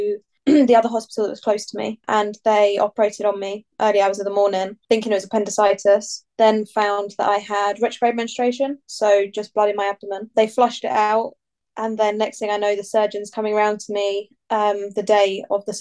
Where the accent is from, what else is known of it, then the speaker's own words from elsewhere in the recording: Bedfordshire, East of England, United Kingdom; I'm from Bedfordshire